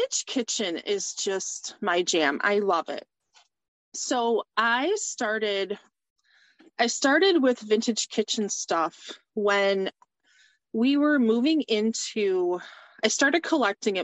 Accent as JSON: {"language": "English", "town": "Chesterfield", "region": "Michigan", "country": "United States", "said": "I am from Chesterfield, Michigan, which is about 25 miles north of Detroit."}